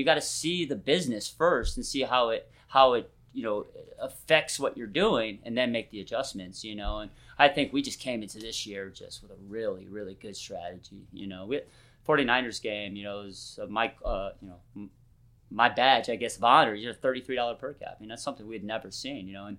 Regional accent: Midwest, United States; You know, I grew up in the Midwest, relatively lower middle class, or poor if you want to be a dick about it

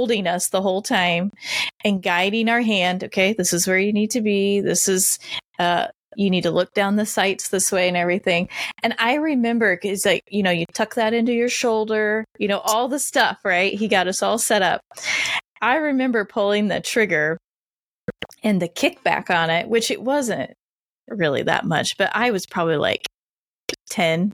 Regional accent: Indiana, United States; born and raised in Indiana.

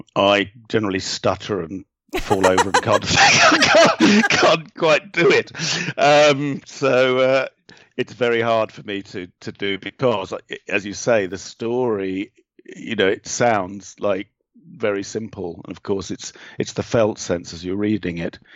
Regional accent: England, United Kingdom; being English

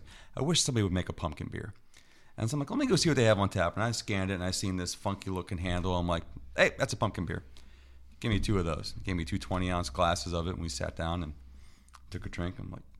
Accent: Youngstown, Ohio, United States; because I'm from Youngstown, Ohio, and I've been up to a couple of breweries up there

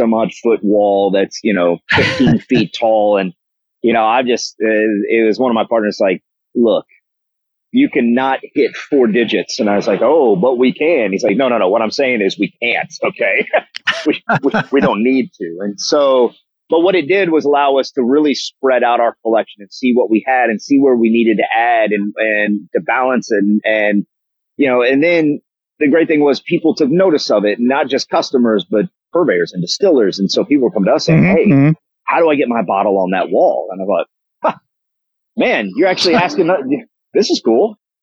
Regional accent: Kentucky, United States; now in Nashville, United States; I'm originally from Kentucky, and just have a long history of bourbons in the family

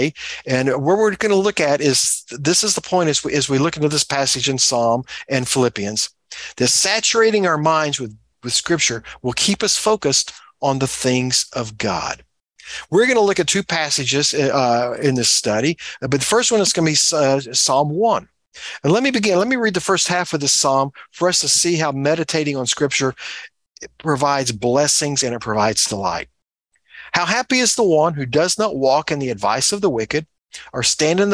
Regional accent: Texas, United States; As a Texan, I grew up around both oil wells and cows

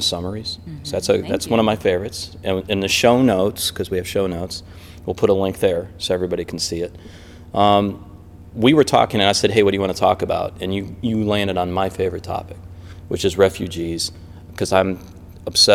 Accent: Detroit, Michigan, United States; I grew up in Detroit

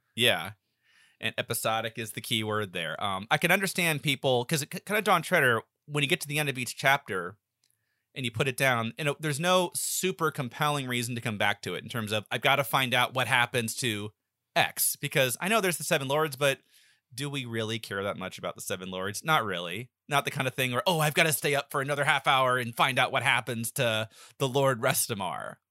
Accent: the South, United States; I grew up in the South my whole life

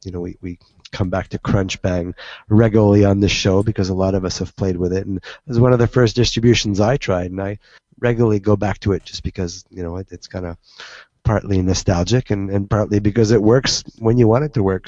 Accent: Canada; I'm Canadian

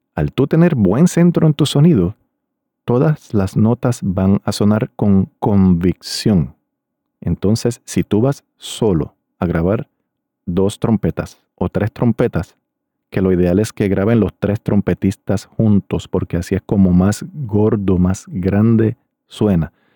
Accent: Río Grande, Puerto Rico; Era un grupo de mi pueblo de Río Grande, Puerto Rico

